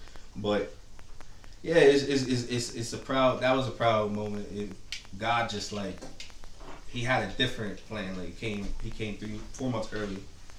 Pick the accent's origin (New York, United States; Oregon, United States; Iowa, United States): New York, United States; Port Chester; Portchester, New York.